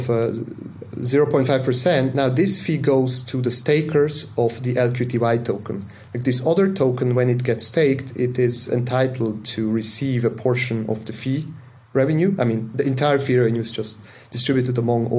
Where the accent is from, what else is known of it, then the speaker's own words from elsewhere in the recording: Zug, Switzerland; I live in Switzerland in the crypto valley, so to say, because that's where I grew up, in the canton of Zug